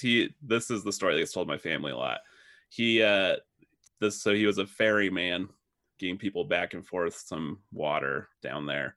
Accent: Pleasant Grove, Utah, United States; also born or lived in Lubbock, Texas; I am originally from Pleasant Grove, Utah

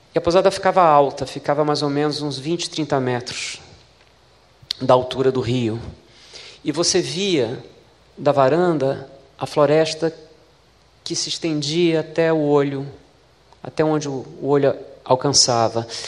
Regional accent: Brazil; como brasileiros

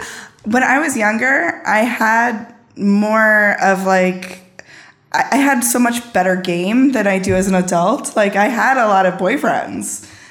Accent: Garden City, New York, United States; I grew up in Garden City on Long Island.

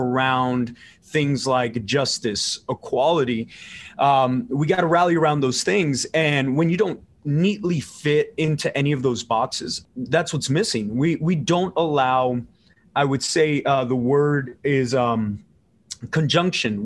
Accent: South Texas, United States; also born or lived in Los Angeles, California; So I was born in LA, but I was raised in South Texas

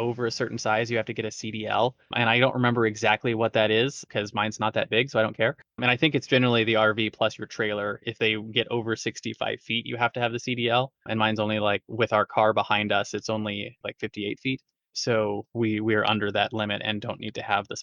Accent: Southern California, United States; I grew up in Southern California

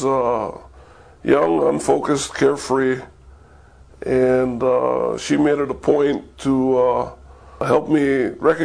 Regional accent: Honolulu, Hawaii, United States; also born or lived in Kona, Hawaii; I was born and raised in Waikiki, so I grew up around the beach, the zoo, the aquarium, and hotels.

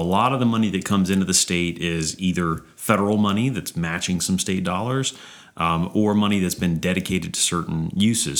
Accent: Baton Rouge, Louisiana, United States; also born or lived in Austin, Texas; I grew up in Baton Rouge

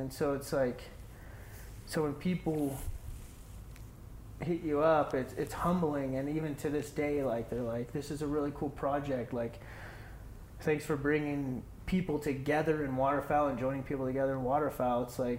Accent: Texas, United States; I'm from Texas, and I'm going to go up to Massachusetts and hunt sea ducks, and he's coming down here, and he wants to shoot cranes.

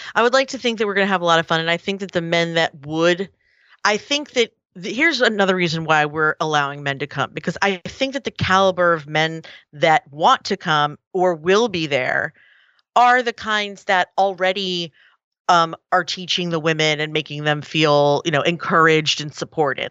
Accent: Philadelphia, Pennsylvania, United States; it was in Philly. It was, it was right here in my, in my hometown

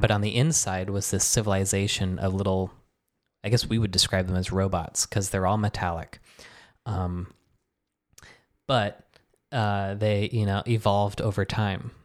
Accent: Michigan, United States; moved away as an adult; also born or lived in New York; now in Philadelphia, United States; at my house growing up in Michigan

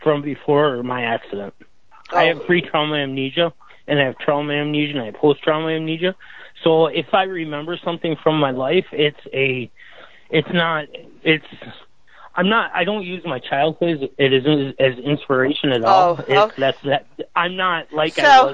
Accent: Michigan, United States; moved away as an adult; now in Florida, United States; I'm from Michigan, but I live in Florida

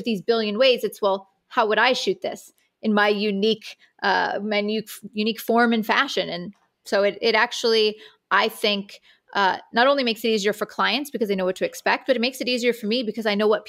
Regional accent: Owego, New York, United States; So I am from a small town in upstate New York called Owego, New York. It's kind of near Binghamton.

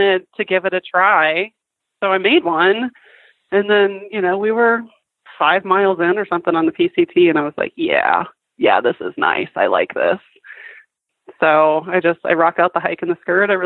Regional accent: Minnesota, United States; My home, I grew up in Minnesota

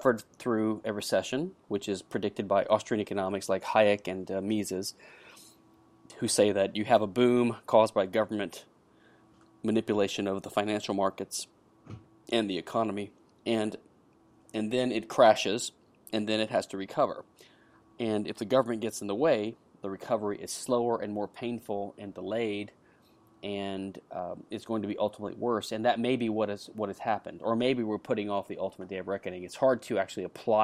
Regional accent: United States; now in Houston, United States; I live in Houston, Texas, the USA. I'm an American patent attorney

